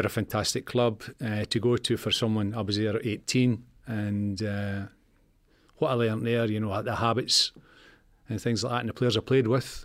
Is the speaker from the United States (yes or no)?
no; Scotland, United Kingdom; moved away; also born or lived in Leeds; I came down from Leeds, uh, two Leeds from Scotland